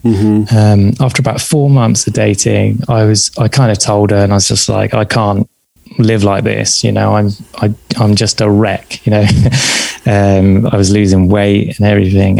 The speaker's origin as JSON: {"language": "English", "region": "south coast of England", "country": "United Kingdom", "tie": "born or raised there", "also_born_or_lived": "south of London", "said": "at that time, at the age of seven, I was living on the south coast of England."}